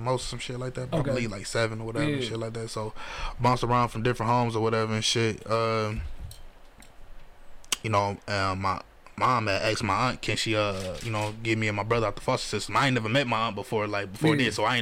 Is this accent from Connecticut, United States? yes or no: no; Detroit, Michigan, United States; I'm from the Troy East Side, East Jefferson